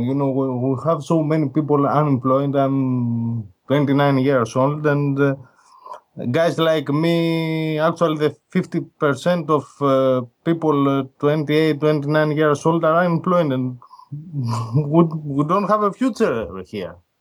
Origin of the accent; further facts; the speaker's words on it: Greece; I'm from Greece, I'm Greek